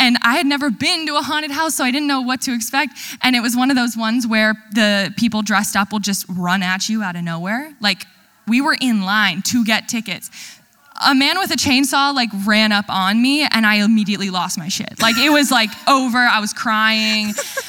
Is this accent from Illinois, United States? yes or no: no; Ohio, United States; And so we are from Ohio.